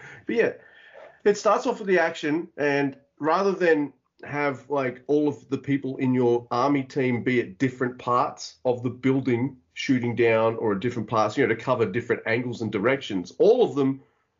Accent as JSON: {"language": "English", "country": "Australia", "said": "being Australian"}